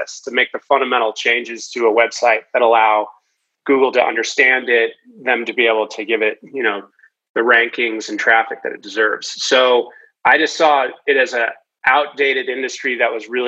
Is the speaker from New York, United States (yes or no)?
no; Boston, Massachusetts, United States; I was a ski racer growing up from the East Coast. I'm from the Boston area